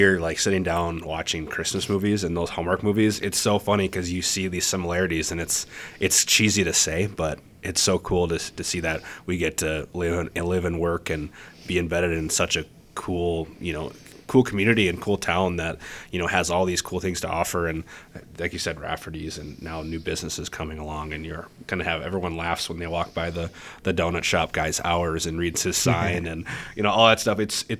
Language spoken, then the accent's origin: English; Crosslake, Minnesota, United States; like me growing up in Cross Lake